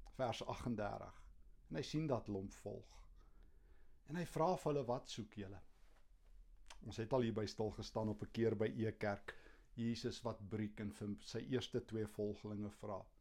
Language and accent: Afrikaans; Kempton Park, Gauteng, South Africa; in my kinderjare hier in Kempton